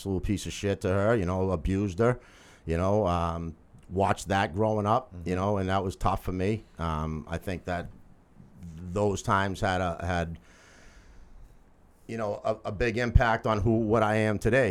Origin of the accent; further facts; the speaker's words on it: Lowell, Massachusetts, United States; born and raised in Lowell